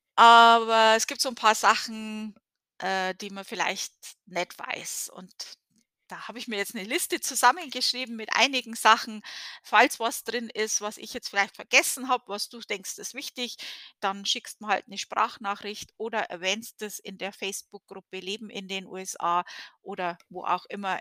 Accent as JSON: {"language": "German", "country": "Germany", "moved": "yes", "said": "als Deutsche"}